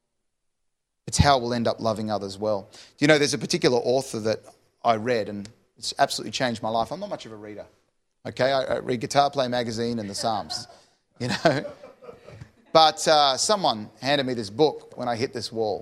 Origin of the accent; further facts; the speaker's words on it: Sydney, New South Wales, Australia; I'm from Sydney